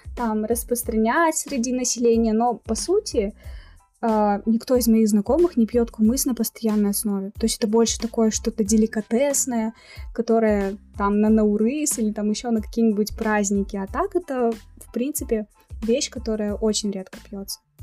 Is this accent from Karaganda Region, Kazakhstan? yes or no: no; Pavlodar, Pavlodar Region, Kazakhstan; moved away as an adult; now in Almaty, Kazakhstan; я родилась в Павлодаре, а, то есть это на друг, в другой части страны, но в студенческие годы я переехала сюда, в Алмату